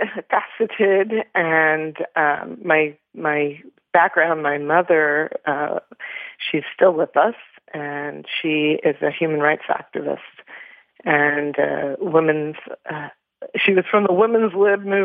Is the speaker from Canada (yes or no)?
yes; Toronto, Ontario, Canada; So I was born in Toronto, Canada